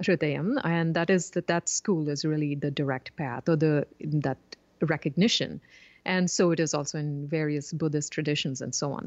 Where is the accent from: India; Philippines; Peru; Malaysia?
India; southern India; I grew up in India and was immersed in, you know, the, uh, philosophy of yoga and Vedanta